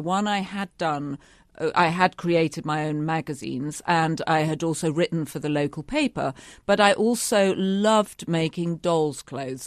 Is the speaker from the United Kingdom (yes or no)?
yes; United Kingdom; a young woman growing up in Britain